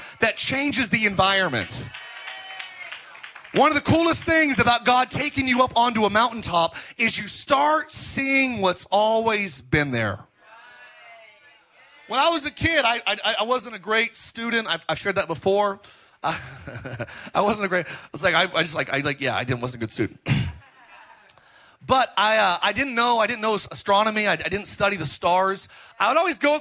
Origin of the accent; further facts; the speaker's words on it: Palmdale, California, United States; also born or lived in Lancaster, California; now in Orange County, United States; I grew up in Palmdale, Lancaster, and like Los Angeles, it's L.A. County